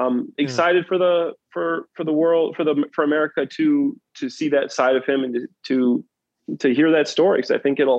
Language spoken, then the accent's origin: English; East of England, United Kingdom; Man, I'm from Essex, and that's how we talk to each other. So it's kind of weird, but that's how we do things back.